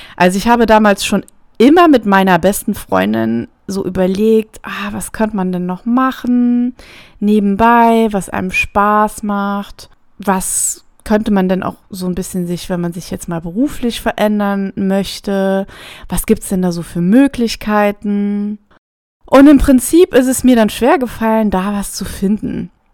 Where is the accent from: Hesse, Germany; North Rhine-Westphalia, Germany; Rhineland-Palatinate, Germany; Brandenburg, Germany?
Rhineland-Palatinate, Germany; near Trier; ich komme ursprünglich aus der Nähe von Trier, das liegt an der Grenze zu Luxemburg